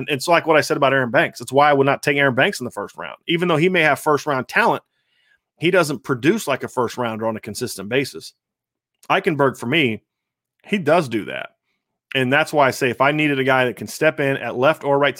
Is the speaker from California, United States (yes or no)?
yes; California, United States; I grew up in the Bay, and I couldn't agree more that I will be pissed if the Niners take Mac Jones.